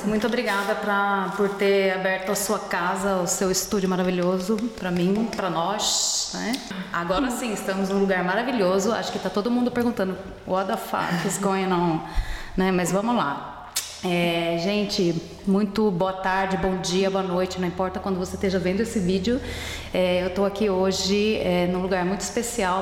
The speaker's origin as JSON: {"language": "Portuguese", "country": "Brazil", "moved": "yes", "lives_now": "Germany", "said": "a gente fala como brasileiro"}